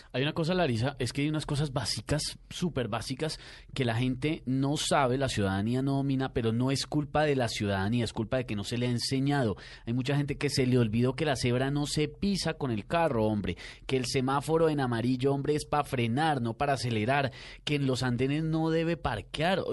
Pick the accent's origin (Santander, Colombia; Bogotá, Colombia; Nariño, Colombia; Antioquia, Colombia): Bogotá, Colombia; uno está desmoralizado como bogotano